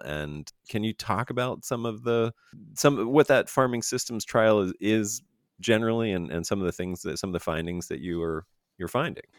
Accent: Fayetteville, Pennsylvania, United States; moved away; also born or lived in Chambersburg, Pennsylvania; I'm actually from Pennsylvania, born and raised

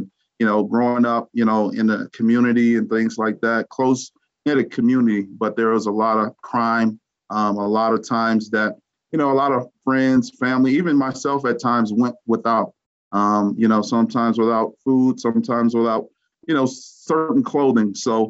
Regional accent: Louisiana, United States; moved away; Coming out of Louisiana, it was just a huge shock when I came to Colorado

